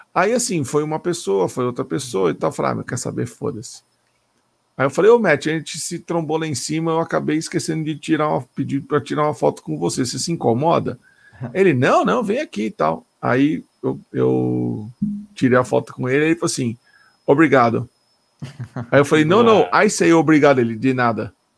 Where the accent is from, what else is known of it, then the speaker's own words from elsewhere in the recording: Brazil; sou do Brasil